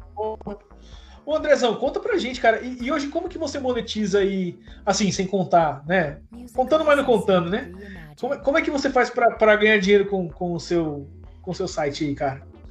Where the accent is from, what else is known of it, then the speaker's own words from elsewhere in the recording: Londrina, Paraná, Brazil; Eu sou de Londrina, cara. Tô aqui em Londrina agora